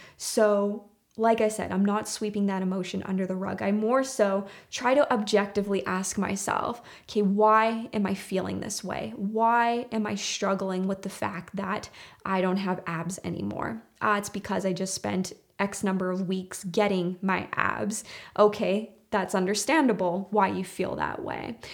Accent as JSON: {"language": "English", "country": "Canada", "said": "my home country, which is Canada"}